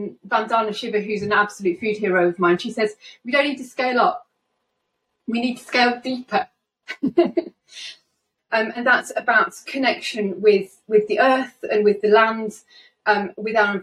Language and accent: English; Lincolnshire, East Midlands, United Kingdom; I was brought up in Lincolnshire and I'm currently living in Lincoln.